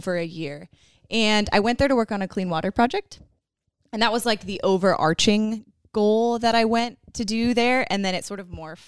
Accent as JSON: {"language": "English", "town": "Concord", "region": "California", "country": "United States", "tie": "born or raised there", "said": "I grew up in Concord, California."}